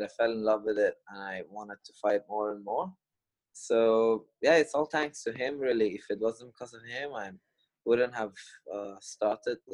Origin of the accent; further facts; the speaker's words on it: Kuala Lumpur, Malaysia; I grew up in Kuala Lumpur, Malaysia